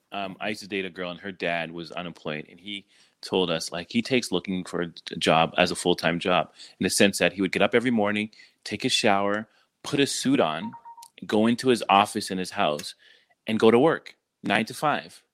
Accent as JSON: {"language": "English", "country": "Canada", "tie": "born or raised there", "moved": "yes", "said": "growing up in Canada"}